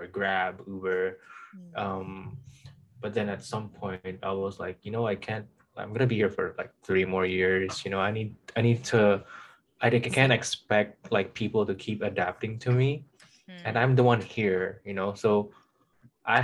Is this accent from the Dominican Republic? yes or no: no; Macau; also born or lived in Philippines; growing up in Macau